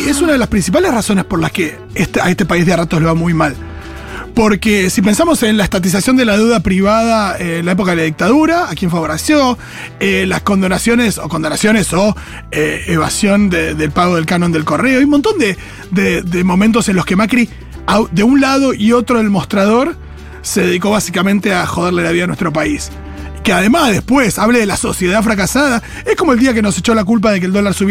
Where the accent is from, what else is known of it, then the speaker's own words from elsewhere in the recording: Argentina; que se mueran los argentinos en Argentina y yo no soy más que un argentino.